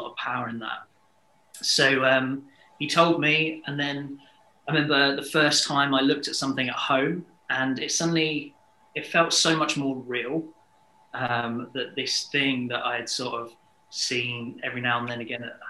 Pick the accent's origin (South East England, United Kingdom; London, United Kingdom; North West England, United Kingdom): South East England, United Kingdom; Hastings; So I am from Hastings, sunny Hastings, down on the south coast. I haven't moved away from Hastings.